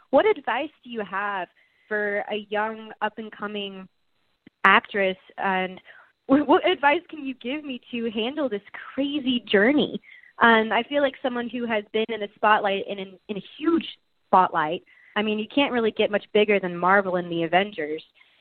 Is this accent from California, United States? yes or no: no; Texas, United States; We're both from Texas